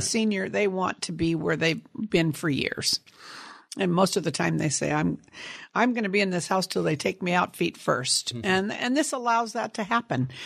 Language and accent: English; Sunnyvale, California, United States; also born or lived in San Jose, California; I grew up in Sunnyvale, California, on an apricot cherry and prune orchard